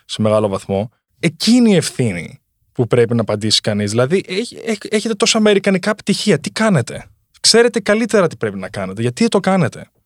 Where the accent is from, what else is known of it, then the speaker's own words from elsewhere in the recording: Greece; moved away; also born or lived in United States; στην πατρίδα μου